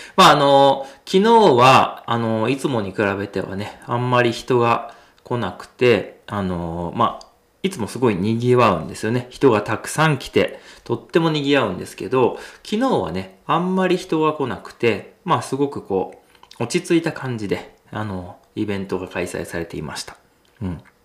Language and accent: Japanese; hometown of sumo wrestler Mitakeumi, Nagano, Japan; born or raised there